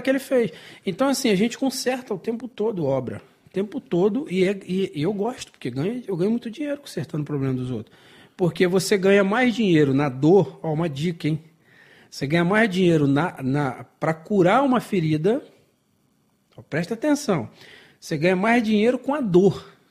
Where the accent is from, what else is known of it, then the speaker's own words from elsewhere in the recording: Brazil; eu sou brasileiro